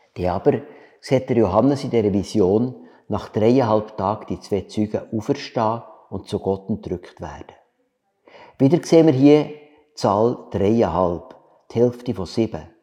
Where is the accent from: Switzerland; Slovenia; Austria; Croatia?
Switzerland; wir als Schweizer